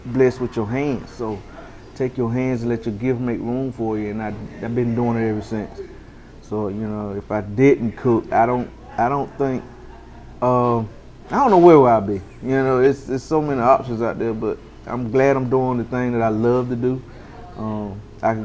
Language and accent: English; Farmville, North Carolina, United States; I'm from Farmville, you know, I graduated from Farm Central